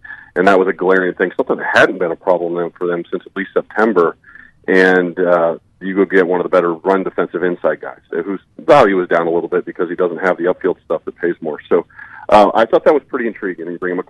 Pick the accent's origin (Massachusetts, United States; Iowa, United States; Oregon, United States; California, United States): Iowa, United States; born or raised there